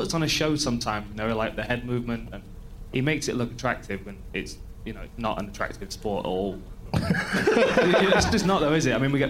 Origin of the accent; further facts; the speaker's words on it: Nottingham, East Midlands, United Kingdom; my hometown.